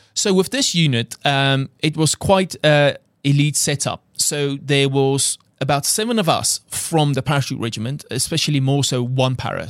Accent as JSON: {"language": "English", "country": "South Africa", "accent": "South African", "second_language": "English", "moved": "as an adult", "said": "he heard my accent, 'cause literally I flew from South Africa two days ago"}